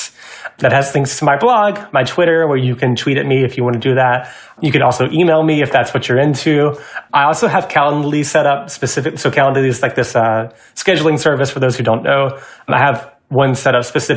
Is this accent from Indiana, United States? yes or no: no; Georgia, United States; now in Seattle, United States; I'm originally from Georgia, so when I moved to Seattle